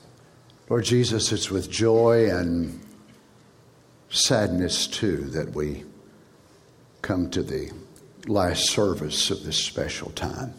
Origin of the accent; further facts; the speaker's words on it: Kentucky, United States; I was raised in Kentucky, just a little hillbilly boy